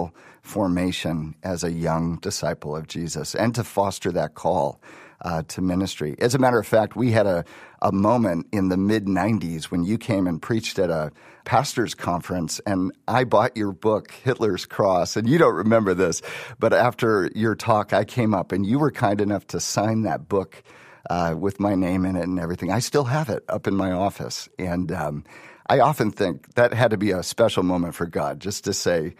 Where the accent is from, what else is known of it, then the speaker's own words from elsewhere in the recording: Wisconsin, United States; also born or lived in Ohio; now in Chicago, United States; I grew up in Wisconsin.